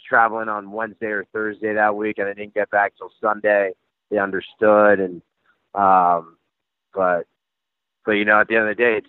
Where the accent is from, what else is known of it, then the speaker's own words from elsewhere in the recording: Northeast, United States; I'm from the Northeast. Like everything I did was like the Northeast coast, you know